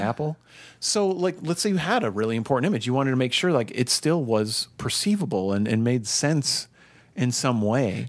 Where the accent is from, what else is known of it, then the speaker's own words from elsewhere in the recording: Minnesota, United States; growing up in Minnesota